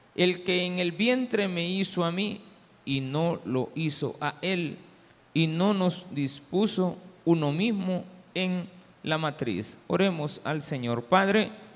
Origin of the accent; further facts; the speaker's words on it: El Salvador; Diferentes somos los salvadoreños